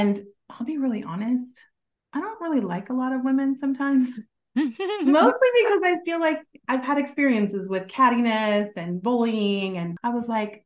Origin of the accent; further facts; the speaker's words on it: Kansas City, United States; moved away as an adult; now in Texas, United States; I am not from Texas. Originally, I'm from the Kansas City area